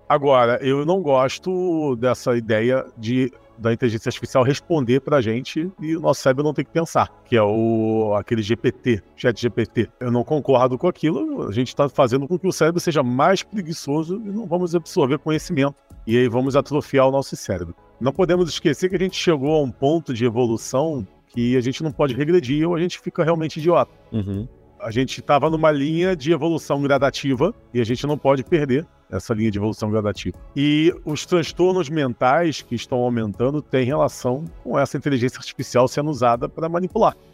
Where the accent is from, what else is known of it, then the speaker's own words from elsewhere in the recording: Brazil; moved away as an adult; also born or lived in Portugal; eu nasci no Brasil, vivi a maior parte da minha vida no Brasil